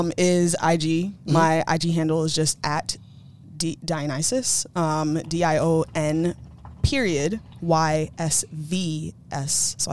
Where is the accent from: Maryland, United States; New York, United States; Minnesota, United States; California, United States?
New York, United States; also born or lived in Virginia; I'm from New York, born and raised in New York.